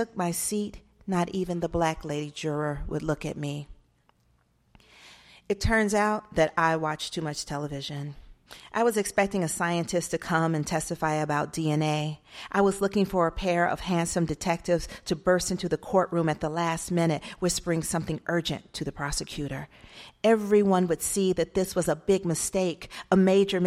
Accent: Atlanta, Georgia, United States; moved away as an adult; also born or lived in Arizona; I'm from Atlanta

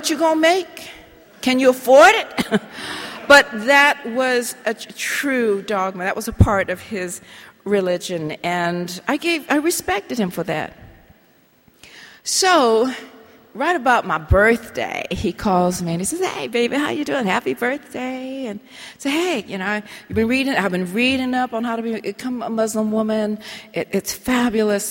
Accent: Colorado, United States; Colorado. And I drive a tractor, and I go hunting and fishing

